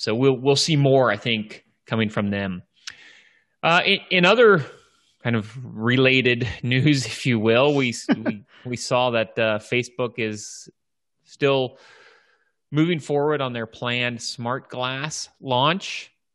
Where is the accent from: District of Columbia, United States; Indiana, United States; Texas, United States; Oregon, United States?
District of Columbia, United States; Washington; here in my hometown, Washington, D C.